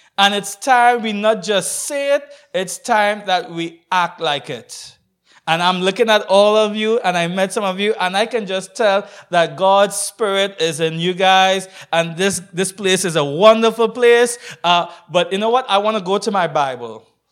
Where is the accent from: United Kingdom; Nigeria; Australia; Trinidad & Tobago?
Trinidad & Tobago; I'm from Trinidad and Tobago